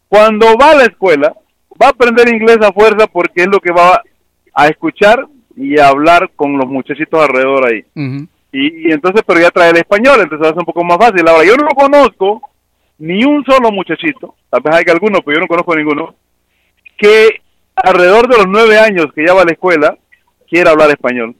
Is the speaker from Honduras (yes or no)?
no; Mexico; now in United States